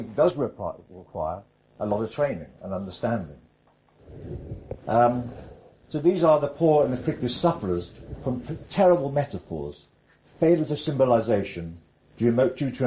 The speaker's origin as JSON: {"language": "English", "region": "North Wales", "country": "United Kingdom", "tie": "born or raised there", "said": "I grew up in North Wales"}